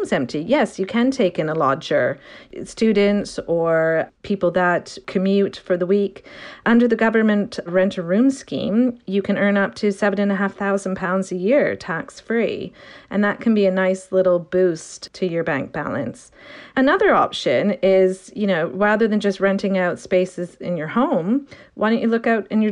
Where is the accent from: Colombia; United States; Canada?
Canada; moved away as an adult; now in United Kingdom; I'm Canadian and I moved to the UK about 20 years ago